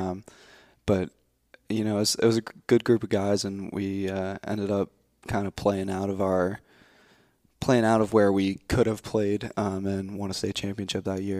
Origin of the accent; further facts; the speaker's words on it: New Jersey, United States; I was born in New Jersey.